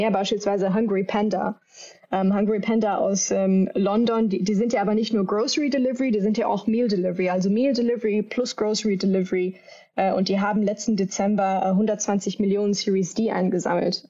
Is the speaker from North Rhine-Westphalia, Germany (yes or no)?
yes; Düsseldorf, North Rhine-Westphalia, Germany; ich komme hier ursprünglich aus Düsseldorf im Rheinland